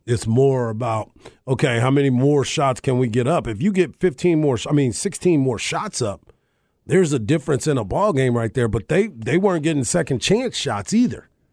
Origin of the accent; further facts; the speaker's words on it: Fort Hood, Texas, United States; I'm born and raised on Fort Hood, Texas